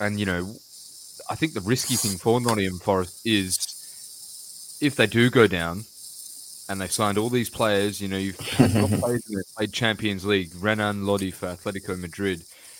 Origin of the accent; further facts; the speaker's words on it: Australia; being Australian